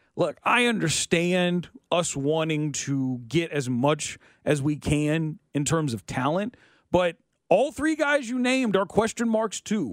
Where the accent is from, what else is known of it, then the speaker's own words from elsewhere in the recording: Kansas City, Missouri, United States; where I grew up in South K C